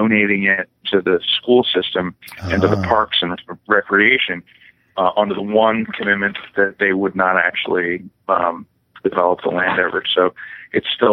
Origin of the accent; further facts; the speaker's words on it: West Windsor, New Jersey, United States; I grew up in West Windsor, which is, an hour outside of New York City, and it was all farms